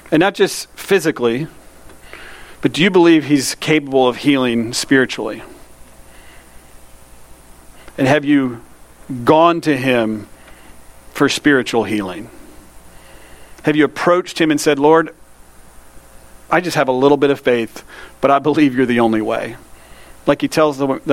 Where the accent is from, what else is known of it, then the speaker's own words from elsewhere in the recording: United States; I grew up in Polk County